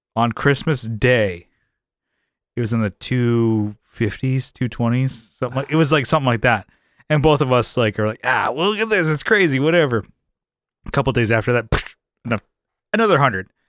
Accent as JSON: {"language": "English", "town": "San Diego", "region": "California", "country": "United States", "tie": "born or raised there", "said": "I'm from San Diego, born and raised"}